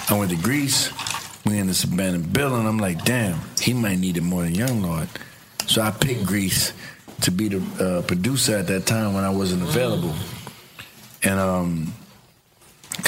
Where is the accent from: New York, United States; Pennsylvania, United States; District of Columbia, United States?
New York, United States; New York City; also born or lived in Harlem; growing up in the South Bronx and then migrating back and forth to Harlem.